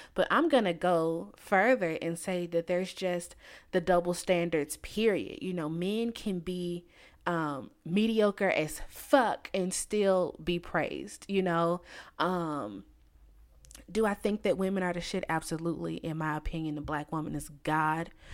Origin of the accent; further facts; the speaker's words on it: United States; I'm from the United States